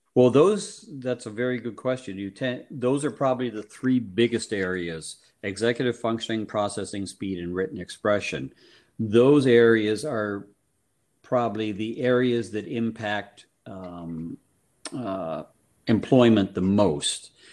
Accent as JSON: {"language": "English", "town": "Guelph", "region": "Ontario", "country": "Canada", "also_born_or_lived": "Cincinnati, Ohio / Detroit, Michigan", "moved": "as an adult", "lives_now": "Vermont, United States", "said": "I'm originally from Canada in a place up near Toronto called Guelph, Ontario."}